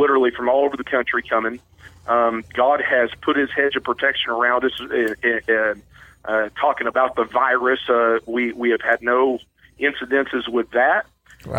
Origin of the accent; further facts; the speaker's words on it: Chadwick, Missouri, United States; I grew up in South um, West Missouri, around the Chadwick area, around Ozark and Chadwick